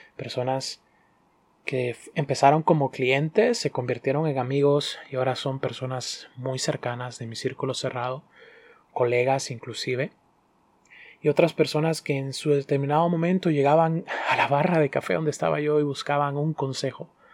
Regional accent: Honduras; also born or lived in Dominican Republic; soy hondureño dominicano y soy barista

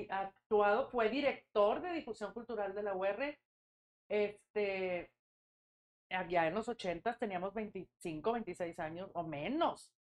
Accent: Monterrey, Nuevo León, Mexico; also born or lived in Matamoros; Nací en Monterrey, este, soy la mayor de tres hijos

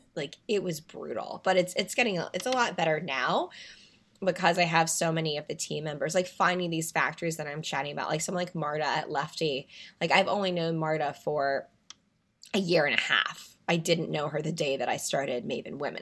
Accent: North Carolina, United States; moved away; I'm originally from North Carolina

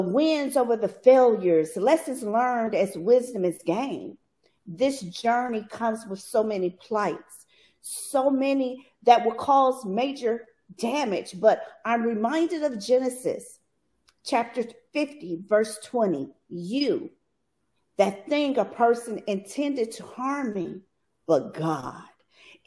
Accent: Bastrop, Louisiana, United States; I grew up in Bastrop, Louisiana.

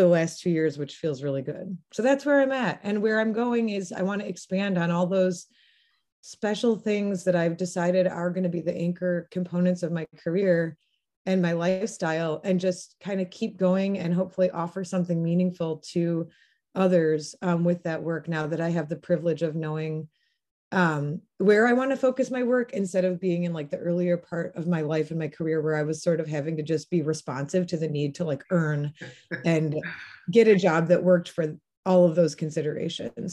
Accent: La Crosse, Wisconsin, United States; moved away as an adult; I'm originally from La Crosse, Wisconsin. I um, am part of a large family on both sides of my family that has been in that region

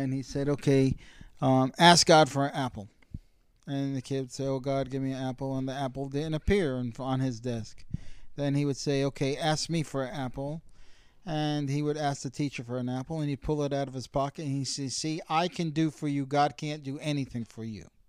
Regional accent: United States; as an American consumer

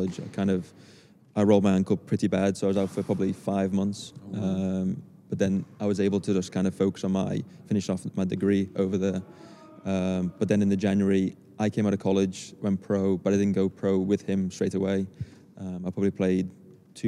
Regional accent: Liverpool, North West England, United Kingdom; accent: Scouse; moved away as an adult; also born or lived in United States; so I grew up in Allerton, basically at the back of Palmerston Tennis Club

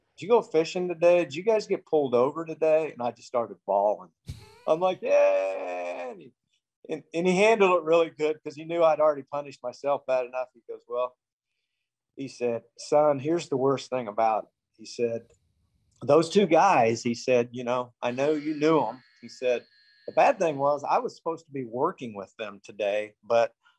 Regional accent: Houston, Texas, United States; also born or lived in Iowa / New Mexico; I was born in Iowa and then lived in New Mexico and spent most of my life in Houston growing up, Texas

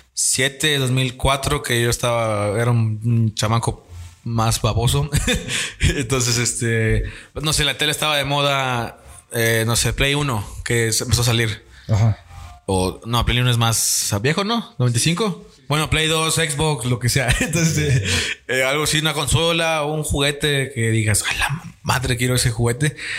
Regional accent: Tamaulipas, Mexico; tanto Daniel, tanto Jebus, tanto como yo somos de Tamaulipas

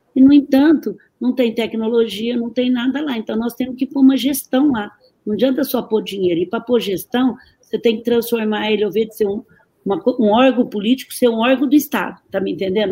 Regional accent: Brazil; eu sou muito brasileira

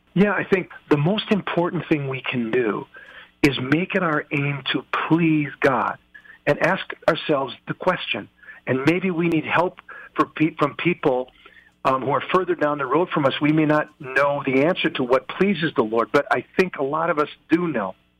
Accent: United States; I'm an American

